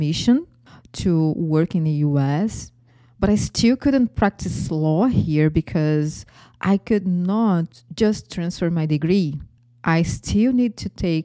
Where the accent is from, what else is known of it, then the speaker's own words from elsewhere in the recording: Brazil; accent: Brazilian; English is a second language; moved away as an adult; now in Florida, United States; my accent is from Brazil. I am originally Brazilian and I live in Florida.